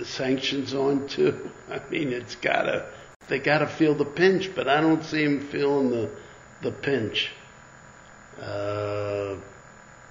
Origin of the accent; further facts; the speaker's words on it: United States; an American of a Jewish faith